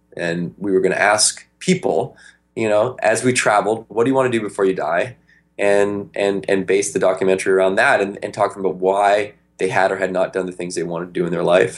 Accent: Victoria, British Columbia, Canada; we grew up in Victoria, BC, up in Canada.

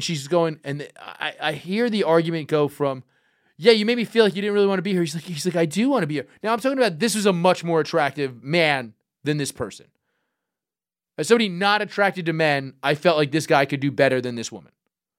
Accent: New York City, New York, United States; growing up in Brooklyn.

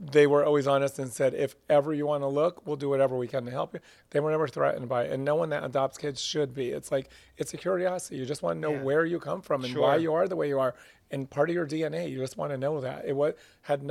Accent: Doylestown, Pennsylvania, United States; also born or lived in Vermont; I grew up in Doylestown, Pennsylvania

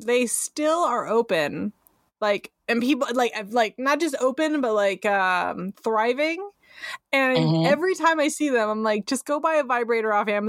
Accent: San Francisco, California, United States; now in Northern California, United States; I'm from San Francisco originally.

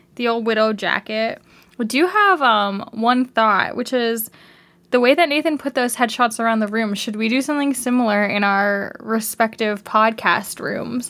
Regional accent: Canada; accent: Canadian

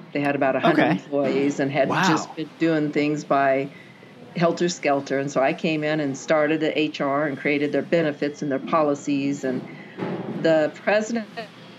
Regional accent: Kent, Washington, United States; moved away as an adult; also born or lived in Seattle / Everett; now in Kamehameha; spent most of my childhood down in Kent on Lake Meridian

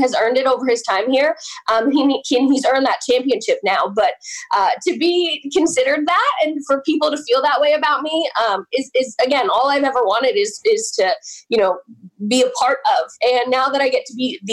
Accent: Oak Ridge, New Jersey, United States; That is where I grew up. Vernon is 25 minutes from where I grew up

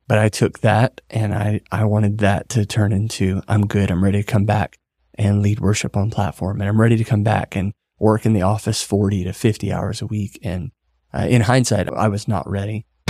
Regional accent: Rayne, Louisiana, United States; moved away as an adult; also born or lived in Dallas, Texas; I'm originally from South Louisiana.

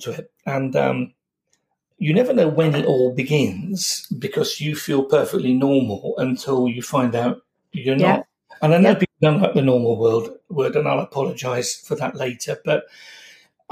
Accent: Yorkshire and the Humber, United Kingdom; moved away as an adult; now in London, United Kingdom; I'm from Yorkshire. I've lived in London for all my practicing life

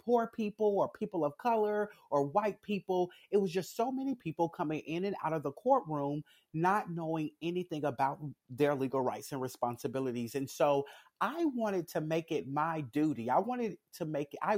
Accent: Jackson, Tennessee, United States; I am a resident of Jackson, Tennessee. I grew up here in Jackson.

